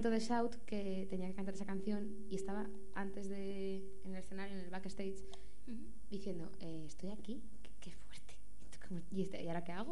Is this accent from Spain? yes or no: yes; Madrid, Community of Madrid, Spain; also born or lived in Barcelona; cuando yo vivía en Barcelona. Lo que pasa es que tenía pensado marcharme, volver a Madrid, porque yo soy aquí de Madrid.